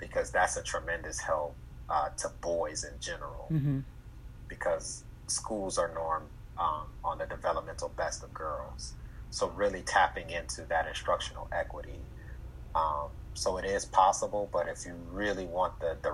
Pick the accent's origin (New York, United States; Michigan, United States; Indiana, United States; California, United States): Michigan, United States; Detroit; we grew up in Detroit